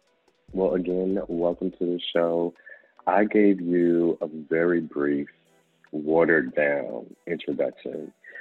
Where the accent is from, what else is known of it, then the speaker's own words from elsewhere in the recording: Waldorf, Maryland, United States; moved away; also born or lived in Clinton, Maryland; I grew up, I spent some time in Clinton. Mm-hmm. Between Waldorf and Clinton, kind of like my growing up story.